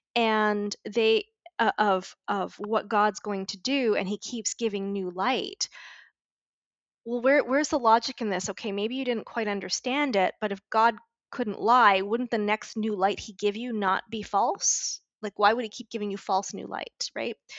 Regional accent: Montreal, Quebec, Canada; moved away as an adult; also born or lived in Vancouver; I moved out of home when I was 20. I moved from Montreal to Vancouver

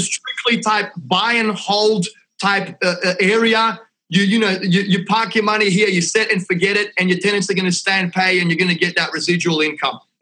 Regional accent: Australia; accent: Aussie; my Aussie accent

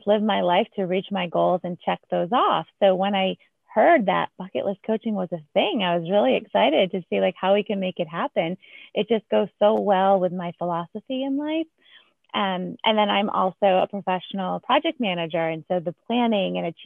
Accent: New England, United States; I'm originally from New England

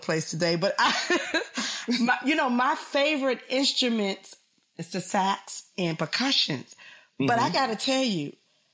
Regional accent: Washington, District of Columbia, United States; we both are native Washingtonians

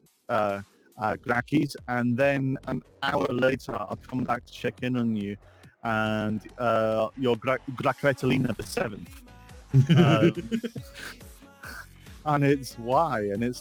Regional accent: United Kingdom; I'm British.

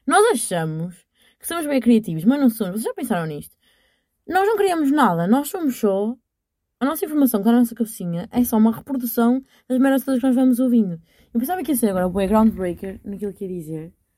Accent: Portugal; accent: strong regional accent of her home town; E eu estou com nojo do sotaque da minha terra. E eu, pessoa com mais sotaque à barreira que vocês vão conhecer

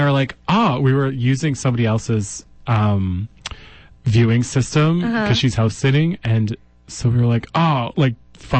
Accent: Ireland; But, yeah, as an Irish person, sometimes we don't take jokes very well.

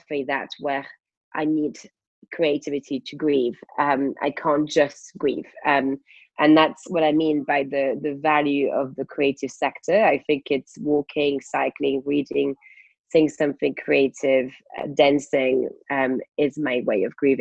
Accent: France; now in United Kingdom; as a French person

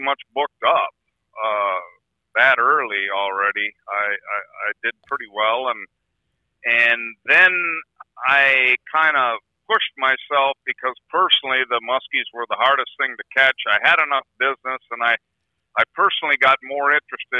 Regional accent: Hayward, Wisconsin, United States; also born or lived in Chicago, Illinois; I was born in Chicago, but 6 months old, my folks decided to buy a resort in Hayward, Wisconsin on the Spider Lake chain of lakes here. And they owned that and ran it for 11 years.

